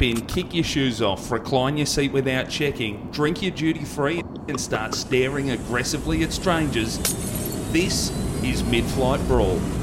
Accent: Melbourne, Victoria, Australia; growing up in Hoppers in the late nineties, early two thousands in the western suburbs of Melbourne there

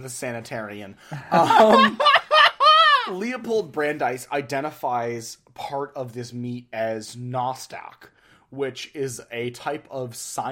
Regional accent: United States; as an American

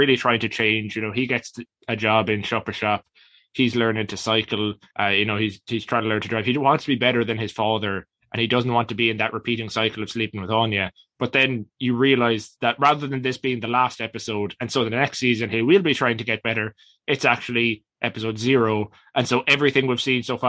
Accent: Ireland; we being an Irish-based podcast, we have opinions based on where we're from

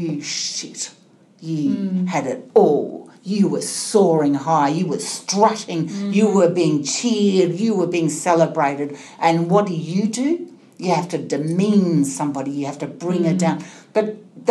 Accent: Melbourne, Victoria, Australia; I'm from Melbourne

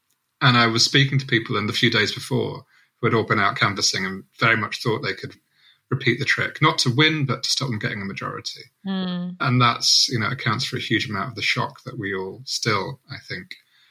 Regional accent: Southampton, South East England, United Kingdom; I remember going to a Southampton transformed event about 4 months before the election, in my hometown

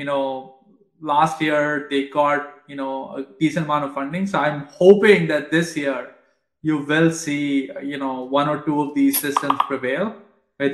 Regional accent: India; moved away; I grew up in India

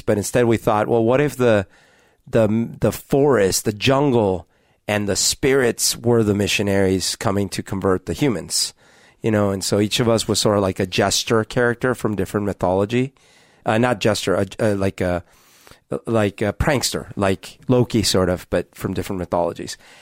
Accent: Colombia; now in Seattle, United States; Growing up in Columbia

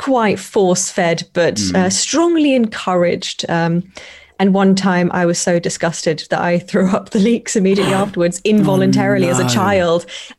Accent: East of England, United Kingdom; Just outside London in Hertfordshire.

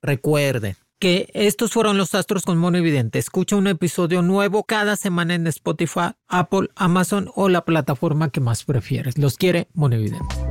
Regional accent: Cuba; also born or lived in Spain / United States; now in Mexico; me fui de Cuba, me fui lejos, me fui

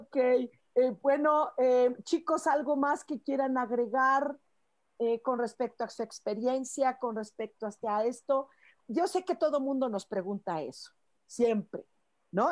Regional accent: Mexico; Los mexicanos tenemos algo

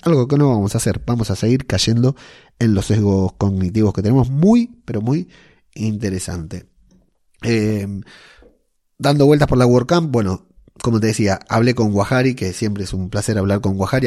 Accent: Argentina; moved away as an adult; now in Arteixo, Spain; siendo argentino, viviendo en Arteillo

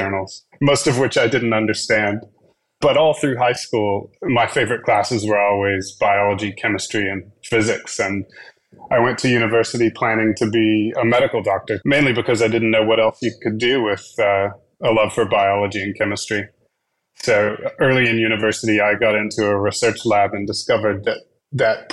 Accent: Dallas, Texas, United States; now in Australia; I grew up in Dallas, Texas

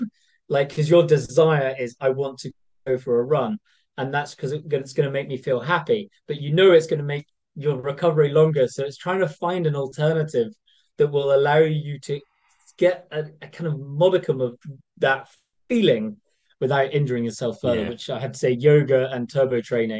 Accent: Scotland, United Kingdom; Being Scottish, even though I don't sound it, I spent a lot of time on the west coast of Scotland.

